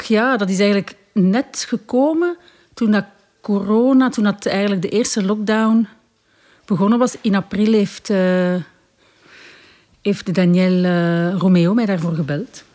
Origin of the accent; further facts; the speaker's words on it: Belgium; Ik ben geboren in België en mijn vader is Congolees. Mijn moeder is Belgisch